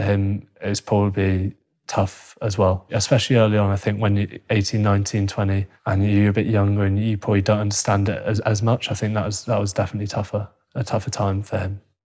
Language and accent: English; Cheshire, North West England, United Kingdom; also born or lived in Hounslow, London; We grew up originally in Hounslow. We moved up to Cheshire when we were seven.